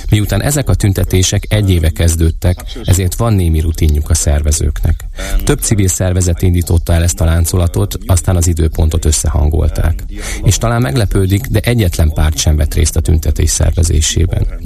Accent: Berlin, Germany; now in Munich, Germany; Münchenben, ahol tíz éve élek. Egyébként Berlinben nőttem fel.

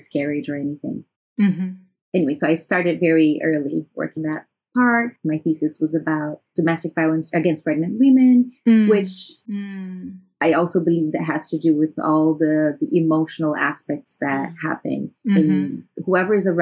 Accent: Brazil; moved away as an adult; now in Shanghai, China; I am from Brazil and I've been living in China for the past 7 years in Shanghai

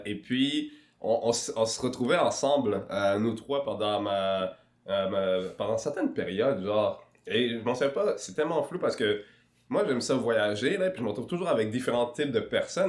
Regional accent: Quebec City, Quebec, Canada; also born or lived in Rwanda / Kenya / Montreal; on s'est retrouvé à Québec. Et euh, notamment euh, à Limoilou, au fin fond de Limoilou, à Mézeray, euh, dans le plus grand complexe HLM du, de Québec, le deuxième du Québec, je pense, il me semble. Et puis, c'est ça, j'ai passé une dizaine d'années là-bas. Et pendant cette dizaine d'années, ben, j'étais un enfant

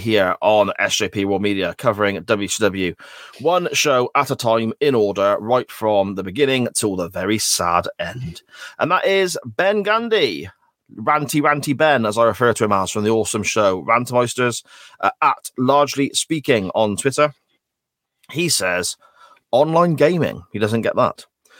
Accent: England, United Kingdom; I'm from the Midlands, and a lot of people I know enjoy dressing up like those people.

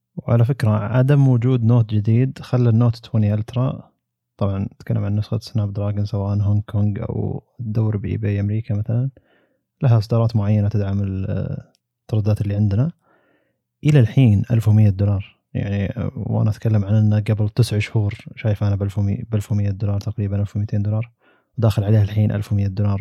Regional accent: Saudi Arabia; هنا عندنا في السعودية

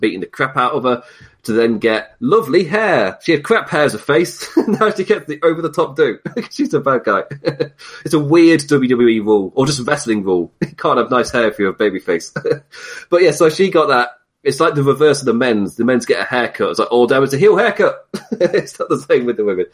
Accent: United Kingdom; being British

